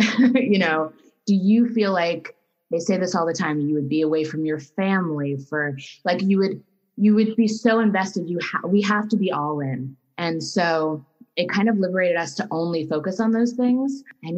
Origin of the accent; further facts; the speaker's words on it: New Rochelle, New York, United States; moved away as an adult; now in Los Angeles, United States; I come from New York. I grew up in New Rochelle, New York